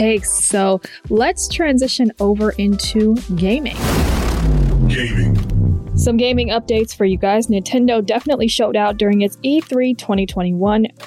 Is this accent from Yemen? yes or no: no; Atlanta, Georgia, United States; My hometown Atlanta